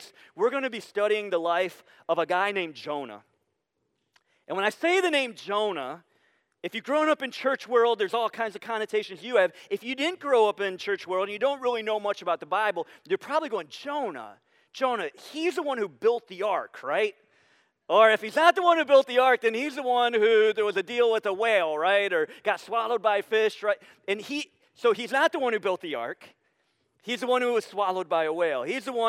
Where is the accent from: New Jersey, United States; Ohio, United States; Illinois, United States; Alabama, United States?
Ohio, United States; Sandusky; moved away; also born or lived in Pittsburgh, Pennsylvania; I grew up in Sandusky on Camp Street